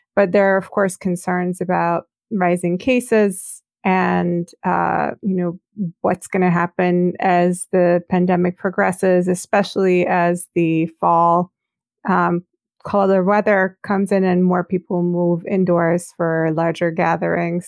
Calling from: Baltimore, Maryland, United States; I'm calling from Baltimore, Maryland, on the east coast of the U S

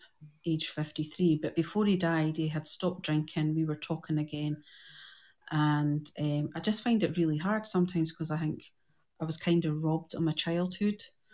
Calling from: Scotland, United Kingdom

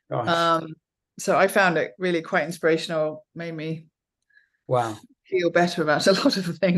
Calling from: Stanford, California, United States; I am currently in Stanford, California, is- in the midst of a busy teaching week.

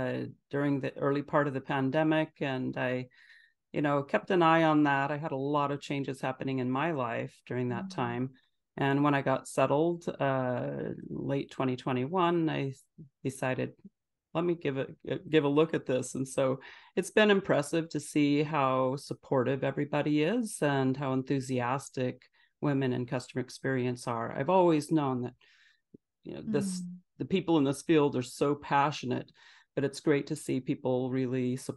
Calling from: Phoenix, Arizona, United States; I'm in Phoenix, Arizona

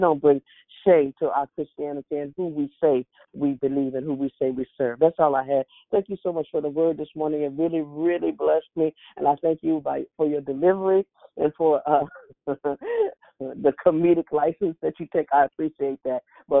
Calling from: Alexandria, Virginia, United States; I'm calling from Alexandria, Virginia.

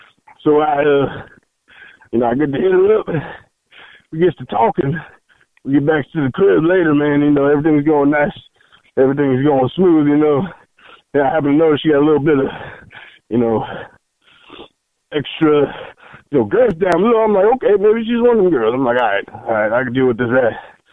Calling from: Point Blank, Mississippi, United States; I'm calling from Point Blank, Mississippi, okay?

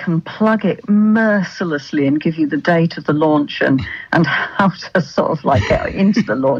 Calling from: Manchester, North West England, United Kingdom

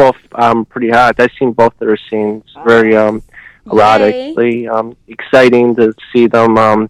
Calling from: Cleveland, Ohio, United States; from Cleveland, Ohio.

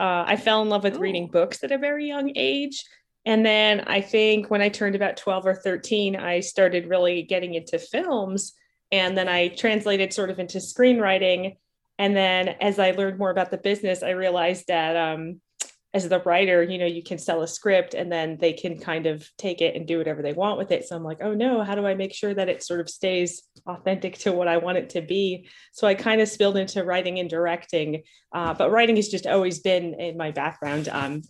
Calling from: North Hollywood, California, United States; North Hollywood, California.

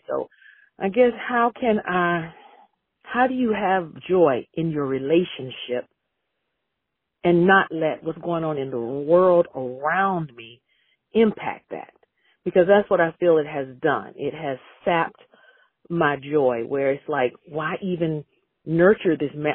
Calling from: North Carolina, United States; I'm calling from North Carolina.

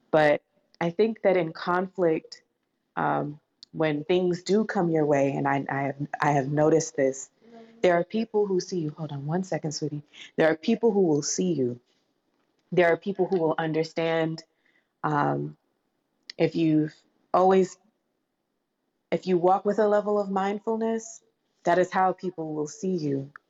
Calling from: Atlanta, Georgia, United States; I'm joining from Atlanta, Georgia today.

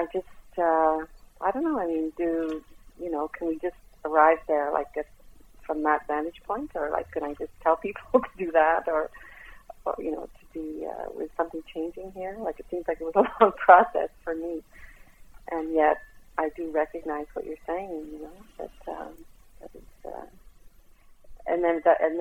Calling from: Montreal, Quebec, Canada; I'm calling from Montreal

